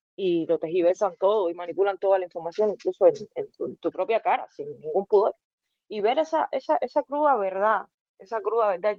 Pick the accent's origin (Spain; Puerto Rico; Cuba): Cuba; moved away as an adult; now in Germany; todos los cubanos